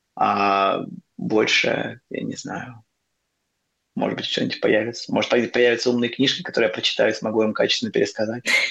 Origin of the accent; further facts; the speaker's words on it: Russia; moved away as an adult; also born or lived in Moscow / Nepal; now in Buenos Aires, Argentina; я из России